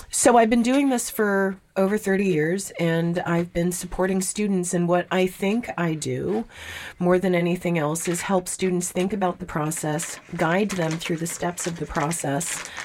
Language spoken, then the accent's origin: English; Montreal, Quebec, Canada; also born or lived in South Korea / Vancouver, Canada; now in Boston area, United States; Like, I grew up in Montreal. We moved to South Korea. We went from South Korea to Vancouver. I went from Vancouver back to South Korea and then to the Boston area